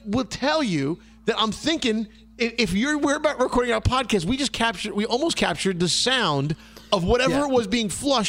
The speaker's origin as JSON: {"language": "English", "town": "New York City", "region": "New York", "country": "United States", "tie": "born or raised there", "said": "your typical blue-collar family growing up in Brooklyn."}